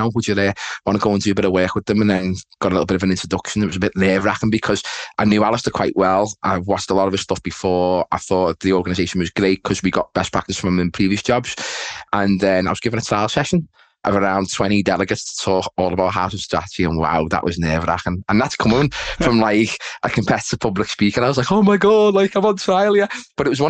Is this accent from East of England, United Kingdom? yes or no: no; Liverpool, North West England, United Kingdom; accent: Scouse; as you can tell by my accent, Chris, I am, you know, Merseyside, I'm a Scouser, so Liverpool